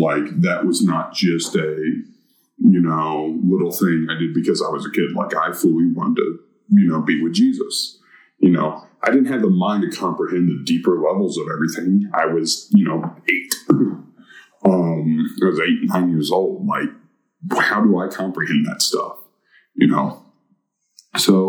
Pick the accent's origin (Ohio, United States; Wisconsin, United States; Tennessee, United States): Tennessee, United States; Chattanooga; also born or lived in North Carolina; I claim Chattanooga as my hometown